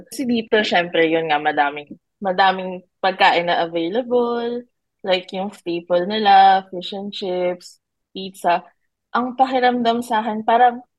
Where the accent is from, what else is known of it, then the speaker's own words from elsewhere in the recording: Quezon City, Metro Manila, Philippines; moved away as an adult; now in Australia; Um, originally from the Philippines, of course, born and raised in Quezon City. I've been here in Australia since 2016, working as a chef.